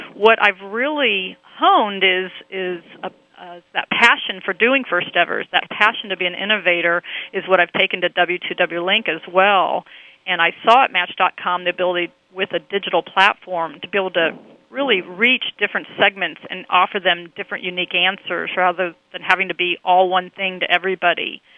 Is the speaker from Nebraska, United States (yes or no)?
yes; Omaha, Nebraska, United States; I grew up in Omaha, Nebraska